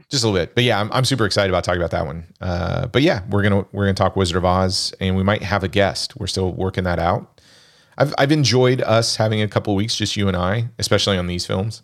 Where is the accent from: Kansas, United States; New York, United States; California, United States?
Kansas, United States; growing up in Kansas